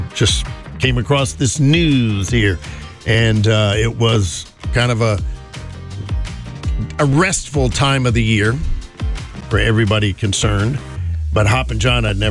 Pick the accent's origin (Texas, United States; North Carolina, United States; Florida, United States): North Carolina, United States; Greensboro; moved away; growing up in Greensboro